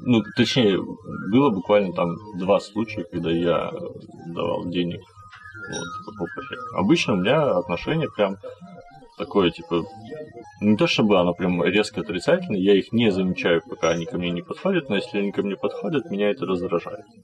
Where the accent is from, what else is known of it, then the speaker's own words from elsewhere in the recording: Kazakhstan; я родом из Казахстана